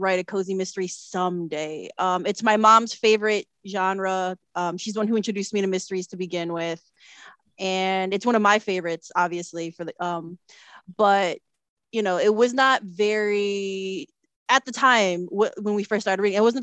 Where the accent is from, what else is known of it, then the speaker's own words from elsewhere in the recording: Chicago, Illinois, United States; a Filipino American born and raised in Chicago